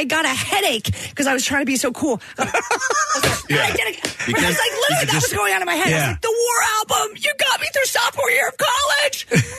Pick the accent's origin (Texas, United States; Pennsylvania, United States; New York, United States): Pennsylvania, United States; Philadelphia; because I'm from Philly